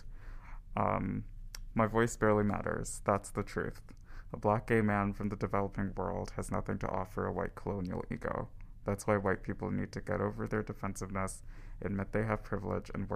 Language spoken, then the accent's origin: English; Belize; also born or lived in United States; now in Winnipeg, Canada; I'm an international student. I'm from Belize. I was living in the States before I moved here